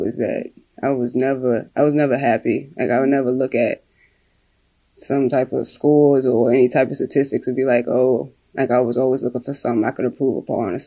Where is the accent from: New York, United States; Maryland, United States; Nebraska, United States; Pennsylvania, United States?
Maryland, United States; Burtonsville, Montgomery County; also born or lived in Washington, D.C.; I was born in D.C., raised Maryland, Burnsville, Maryland, Montgomery County